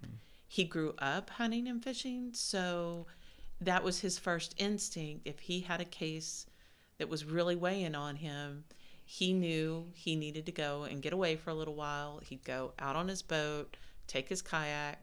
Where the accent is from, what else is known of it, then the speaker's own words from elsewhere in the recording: Houston, Texas, United States; I grew up in Houston